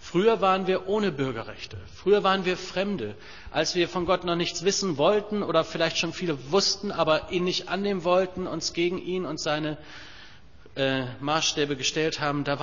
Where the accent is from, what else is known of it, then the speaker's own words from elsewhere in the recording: Germany; Da bin ich als Deutscher aber doch so geprägt, Küche und Kühlschrank ist kein Thema. In den USA ist das ganz anders.